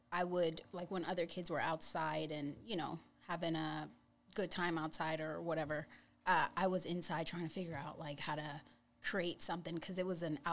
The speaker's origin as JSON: {"language": "English", "town": "New York City", "region": "New York", "country": "United States", "tie": "born or raised there", "also_born_or_lived": "Kingston, Jamaica", "moved": "yes", "lives_now": "Houston, United States"}